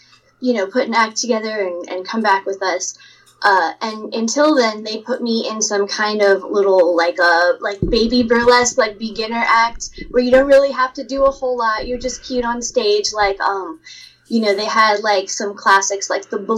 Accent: Oregon, United States; moved away as an adult; now in Philadelphia, United States; I grew up in Oregon in a small town south of Portland

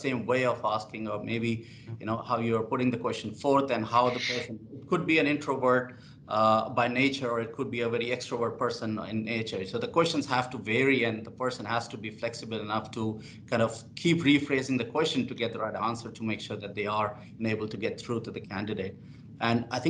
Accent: India; now in Australia; I come from India, so we celebrate Diwali, we have Holi

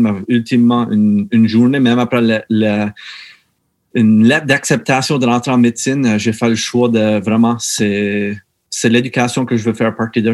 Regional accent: Meteghan, Nova Scotia, Canada; originaire de, de la Baie-Sainte-Marie, juste un, autre euh, petit village appelé Metagan

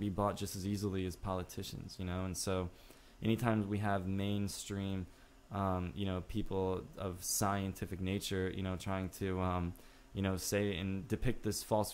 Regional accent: Illinois, United States; now in Los Angeles, United States; at the age of 8 years old, okay, growing up in Illinois

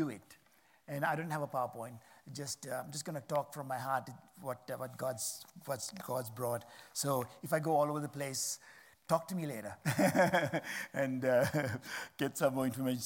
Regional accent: Sri Lanka; I'm from Sri Lanka

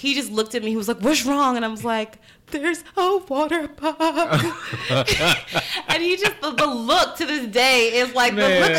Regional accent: New York City, New York, United States; Part of it is because I'm from New York, I'm from Brooklyn.

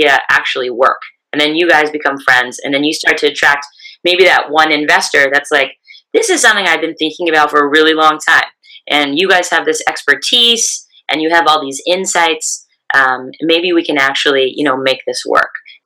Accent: California, United States; my home state of California

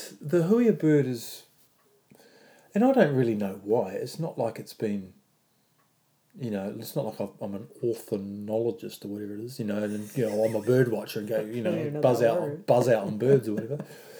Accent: New Zealand; I am Māori.

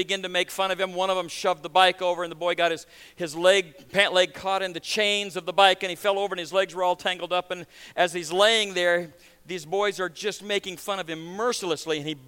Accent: Nebraska, United States; moved away as an adult; also born or lived in Baton Rouge, Louisiana; now in New York, United States; 3 months after I was born, my dad made a conscious decision that I would not be raised in the South. And so they picked up and they moved to Nebraska

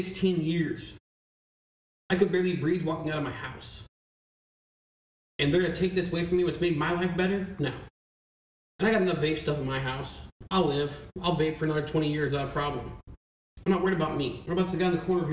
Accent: Michigan, United States; moved away; I'm from Michigan, too

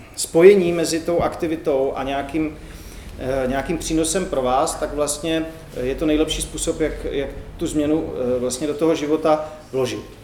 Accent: Brno, South Moravian Region, Czechia; jak se říká u nás v Brně

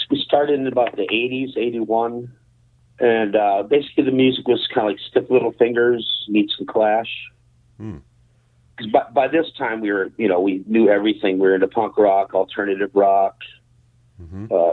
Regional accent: Minneapolis, Minnesota, United States; I grew up in South Minneapolis

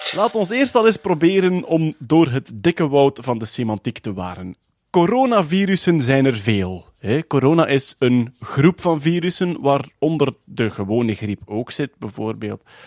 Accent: East Flanders, Belgium; also born or lived in Ghent; ik ben een Oost-Vlaming

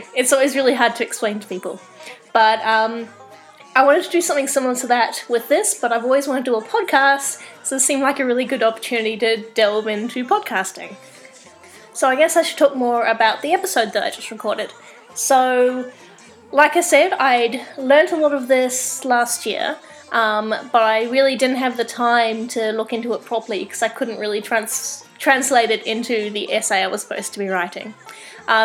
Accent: Australia; also born or lived in New Zealand / Ottawa; now in Kingston, Canada; I grew up in Australia and New Zealand, hence the accent. And I recently moved to Canada. In fact, I recently moved from Ottawa to Kingston in Canada

